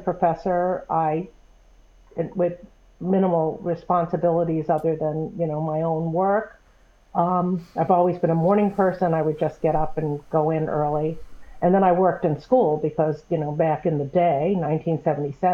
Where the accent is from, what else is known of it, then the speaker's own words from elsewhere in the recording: New England, United States; moved away as an adult; I grew up in New England